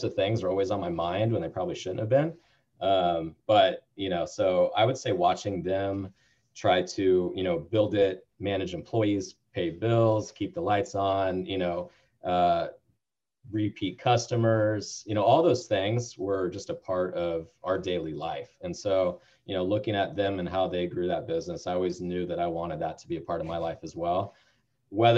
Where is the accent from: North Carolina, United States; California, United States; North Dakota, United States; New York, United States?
California, United States; Bay Area; also born or lived in San Diego; I'm born and raised in the Bay Area